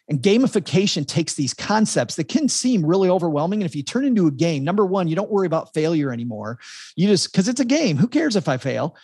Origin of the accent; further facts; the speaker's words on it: Texarkana, United States; my hometown of Texarkana